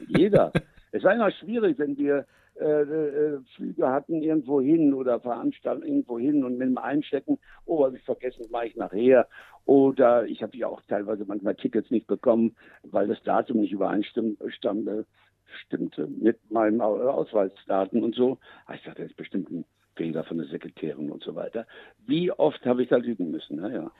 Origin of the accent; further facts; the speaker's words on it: Münster, North Rhine-Westphalia, Germany; moved away as an adult; also born or lived in Luxembourg; das Gebiet, wo ich groß geworden bin in Münster-Westfalen